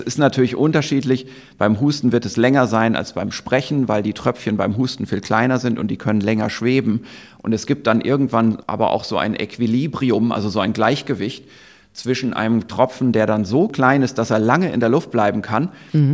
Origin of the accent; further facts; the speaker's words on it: Germany; bei uns in Deutschland